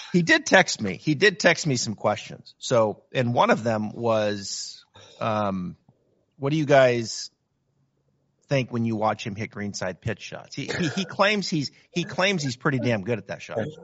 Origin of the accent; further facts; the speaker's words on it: Northwest, Pacific Northwest, United States; I'm from Northwest. I'm a I'm a Seattle diehard